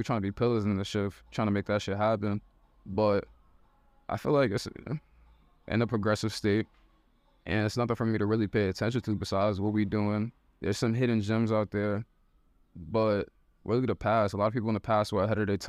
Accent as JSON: {"language": "English", "town": "New York City", "region": "New York", "country": "United States", "tie": "born or raised there", "also_born_or_lived": "Baltimore", "said": "I was born in Baltimore, but I'm Harlem raised. I'm in Harlem right now."}